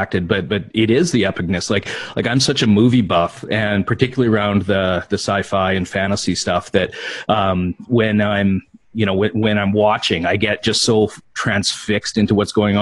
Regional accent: Saskatchewan, Canada; being from Saskatchewan, born and raised and then still living here

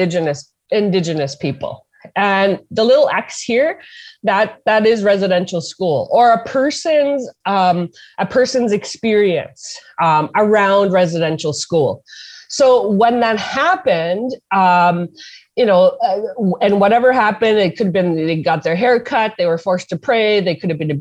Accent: Hollow Water First Nation, Manitoba, Canada; I'm from Hollow Water First Nation

